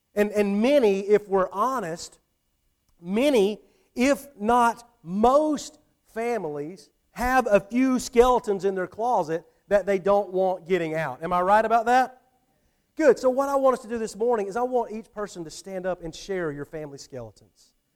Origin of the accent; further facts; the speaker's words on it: Atlanta, Georgia, United States; moved away as an adult; now in Thomasville, United States; I didn't grow up here. You know, I grew up, I grew up in the Atlanta area